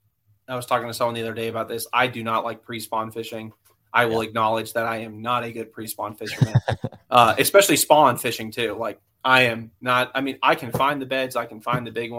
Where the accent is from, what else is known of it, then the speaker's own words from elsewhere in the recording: Georgia, United States; I grew up in Georgia, but my family's from, upstate New York